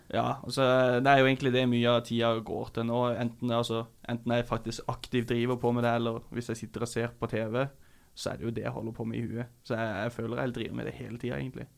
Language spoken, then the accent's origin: Norwegian; Kristiansand, Agder, Norway; moved away; Jeg kom fra Kristiansand.